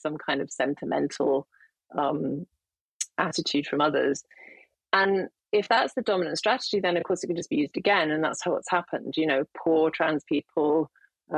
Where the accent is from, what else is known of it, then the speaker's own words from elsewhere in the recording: United Kingdom; as a Brit